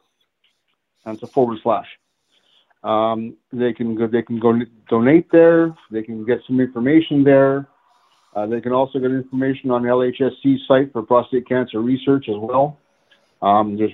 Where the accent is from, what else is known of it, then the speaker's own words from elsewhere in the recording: Montreal, Quebec, Canada; now in London, Canada; I'm originally from Montreal